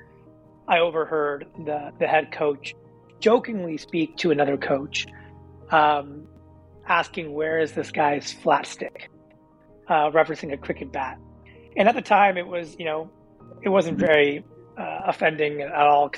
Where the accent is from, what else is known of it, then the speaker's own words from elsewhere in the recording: Silicon Valley, California, United States; being a kid born and raised in Silicon Valley